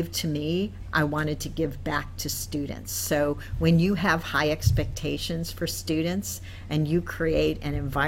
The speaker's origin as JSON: {"language": "English", "town": "Milwaukee", "region": "Wisconsin", "country": "United States", "tie": "born or raised there", "also_born_or_lived": "North Carolina / Louisville, Kentucky", "moved": "as an adult", "lives_now": "Baltimore, United States", "said": "I'm originally from Milwaukee, Wisconsin, and grew up in Milwaukee."}